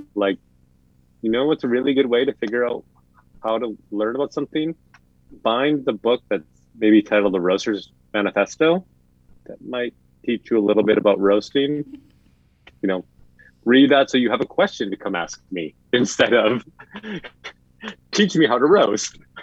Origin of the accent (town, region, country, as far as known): Midwest, United States; accent: Midwestern; moved away